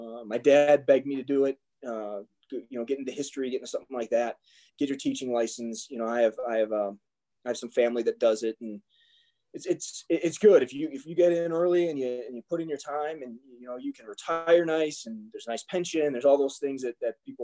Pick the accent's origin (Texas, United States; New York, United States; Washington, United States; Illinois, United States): Illinois, United States; Bensenville; I grew up in Bensonville, Illinois